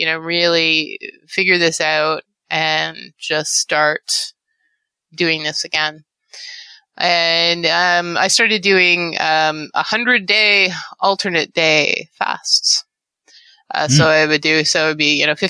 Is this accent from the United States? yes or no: no; Canada; I'm Canadian